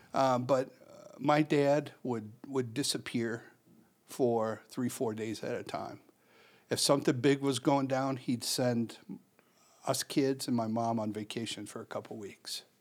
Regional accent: Chicago, Illinois, United States; born and raised in Chicago

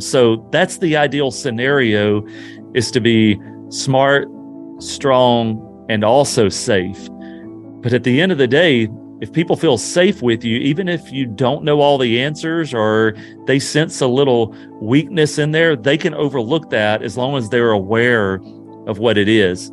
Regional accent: Louisiana, United States; moved away; I'm originally from Louisiana, and not far from my hometown

